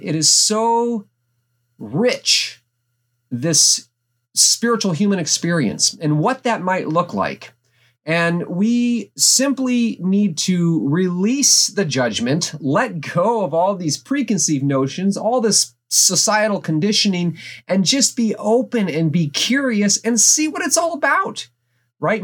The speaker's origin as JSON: {"language": "English", "region": "Alaska", "country": "United States", "tie": "born or raised there", "said": "growing up in Alaska, small town U S"}